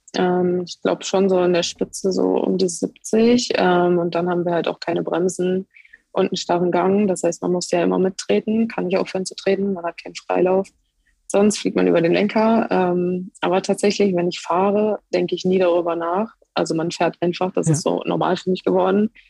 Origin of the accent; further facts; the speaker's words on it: Hildesheim, Lower Saxony, Germany; now in Cottbus, Germany; ursprünglich komme ich aus Hildesheim bei Hannover.